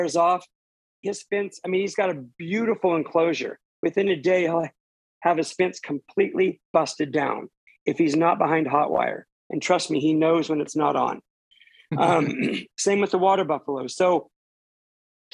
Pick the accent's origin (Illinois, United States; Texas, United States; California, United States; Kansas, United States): California, United States; Ferndale; Born and raised in Ferndale